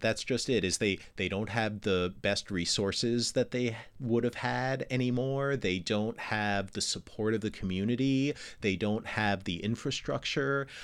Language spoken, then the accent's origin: English; New York, United States; moved away; also born or lived in Chicago / Houston / Los Angeles / Gainesville, Florida; I grew up in New York, right? And I lived in, I lived in, uh, I lived i, outside of Chicago, I lived in Houston, I lived in Los Angeles